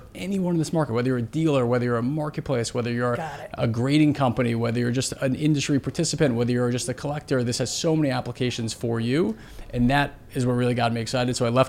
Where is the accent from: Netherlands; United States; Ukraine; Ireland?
United States; New York City, New York; Here. New York.